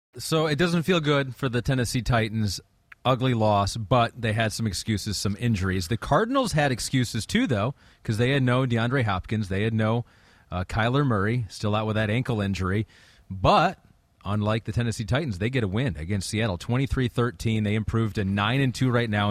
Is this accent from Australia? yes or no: no; England, United Kingdom; I'm from England